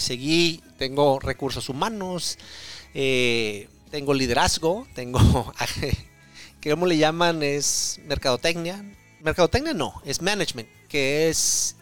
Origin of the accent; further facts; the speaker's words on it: Tijuana, Baja California, Mexico; now in Oregon, United States; soy de, Tijuana